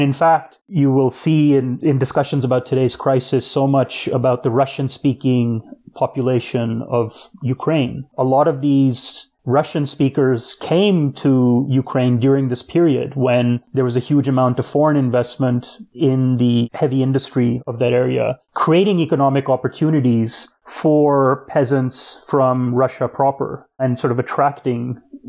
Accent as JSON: {"language": "English", "country": "Pakistan", "tie": "born there", "also_born_or_lived": "Latin America", "first_language": "Urdu", "second_language": "English", "said": "I was born in Pakistan, so grew up speaking Urdu and Hindi and spent much of my childhood in Latin America, so spoke Spanish."}